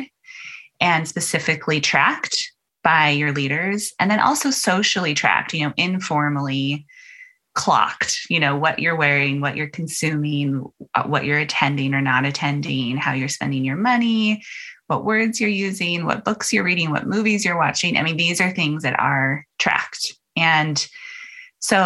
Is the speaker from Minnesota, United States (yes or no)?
no; Utah, United States; I grew up in Utah and 95% of my neighbors were all LDS